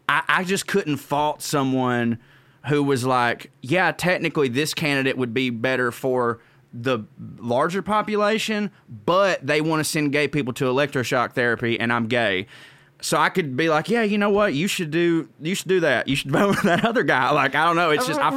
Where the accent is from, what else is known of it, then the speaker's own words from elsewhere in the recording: the South, United States; accent: Southern; because woe is me, little southern white man or whatever, but like anytime, you know, when people hear my accent